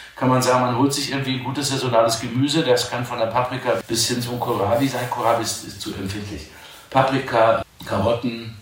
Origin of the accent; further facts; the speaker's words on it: Dortmund, North Rhine-Westphalia, Germany; moved away; also born or lived in Cologne / Wuppertal; als Borusse, als gebürtiger Dortmunder, schwarzer Hals, gelbe Zähne, wie das bei uns heißt